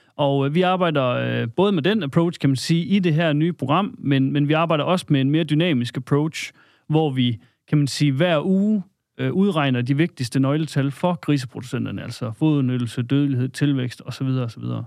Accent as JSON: {"language": "Danish", "area": "Salling", "region": "Central Denmark Region", "country": "Denmark", "tie": "born or raised there", "said": "oprindeligt kommer jeg øh, op fra Salling"}